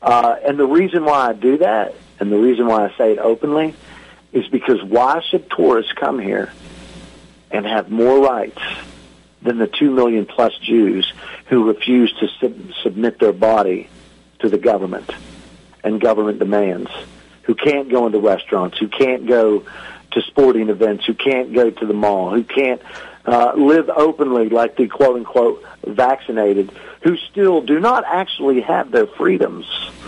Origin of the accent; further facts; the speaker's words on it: United States; moved away as an adult; now in Israel; As an American that's lived in another country for 9 years